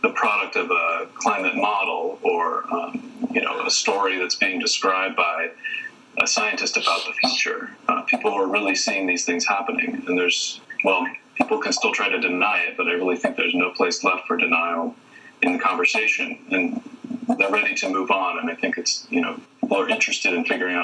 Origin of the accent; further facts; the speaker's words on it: a small city near Columbus, Ohio, United States; moved away; I'm from Ohio. I'm from a small city near Columbus, Ohio